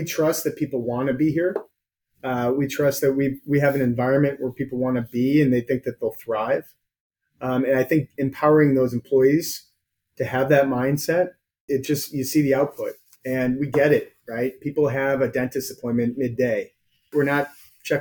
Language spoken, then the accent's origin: English; Chicago, Illinois, United States; I'm born and raised in Chicago